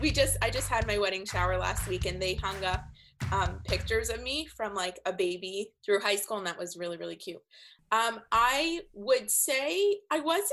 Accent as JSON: {"language": "English", "town": "Toronto", "region": "Ontario", "country": "Canada", "also_born_or_lived": "California", "moved": "as an adult", "said": "when I was 21 and I was moving from Toronto, where I'm from, to California"}